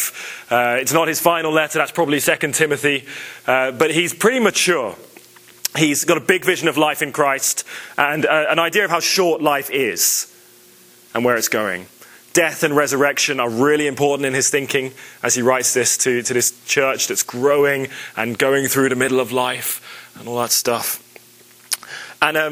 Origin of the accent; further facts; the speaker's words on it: England, United Kingdom; moved away; I was raised in England